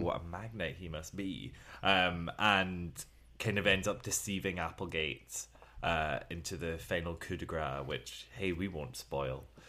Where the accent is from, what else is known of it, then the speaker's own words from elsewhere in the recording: Glasgow, Scotland, United Kingdom; I'm from Glasgow